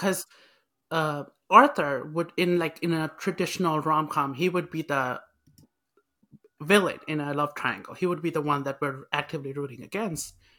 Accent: Nepal; now in United States; I'm Nepalese, so it's, it's always that struggle of, like, you're not Nepalese enough or you're not you know, you're not American now. 'Cause back home, if I go, everybody says, "You are an American now."

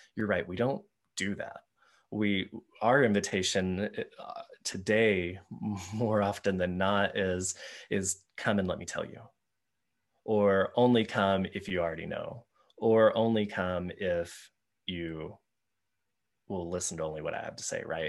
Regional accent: Texas Panhandle, United States; I, was growing up in the Panhandle of Texas, we had uh, a little town called Nazareth, not far from us

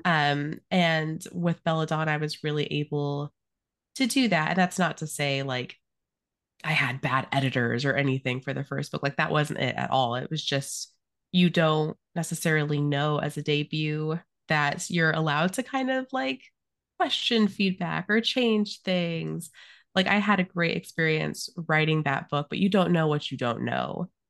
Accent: Arizona, United States; I grew up in Arizona

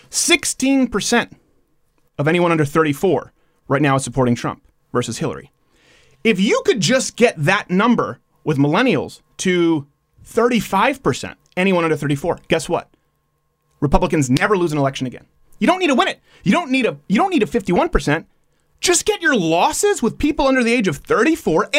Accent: Montreal, Quebec, Canada; We were raised in Montreal.

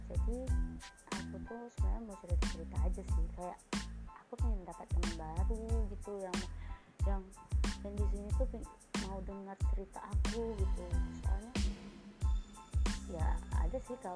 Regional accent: Aceh, Indonesia; accent: Aceh; karena aku tuh tinggalnya di Aceh uh, orang tua aku juga asli Aceh dua-duanya ayah aku Banda Aceh mama aku Biren

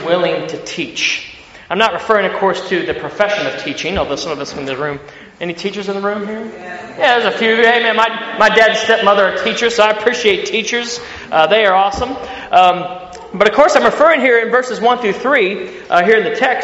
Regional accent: Ohio, United States; accent: country; moved away as an adult; now in Sydney, Australia; I grew up in the Midwest in Ohio. That's not a southern accent. That's a country accent you hear coming from me as far as American accents.

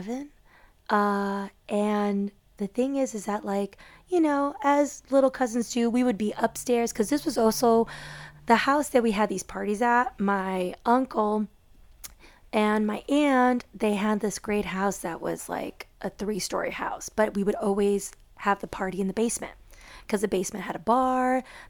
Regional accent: Chicago, Illinois, United States; I grew up in Chicago with most of my dad's side of the family being closest to us

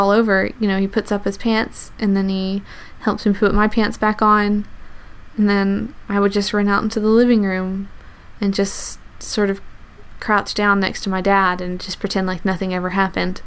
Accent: the South, United States; I grew up in the South

